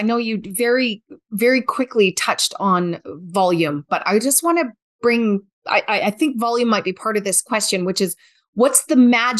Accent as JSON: {"language": "English", "region": "Alberta", "country": "Canada", "said": "Being Canadian and being Albertan, right?"}